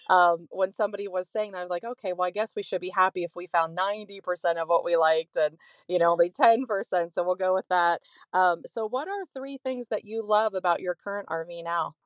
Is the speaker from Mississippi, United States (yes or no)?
no; Ohio, United States; moved away; also born or lived in Florida; we're from Ohio, but we started R Ving when we were in Florida, we lived there for twenty years